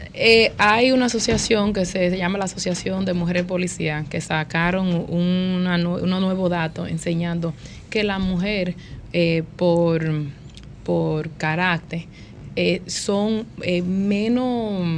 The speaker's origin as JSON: {"language": "Spanish", "town": "New York City", "region": "New York", "country": "United States", "tie": "born or raised there", "said": "Yo me crié en Washington Heights"}